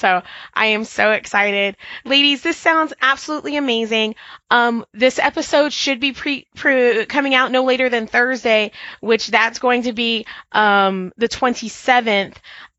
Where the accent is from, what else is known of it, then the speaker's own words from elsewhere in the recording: Texas, United States; I'm from Texas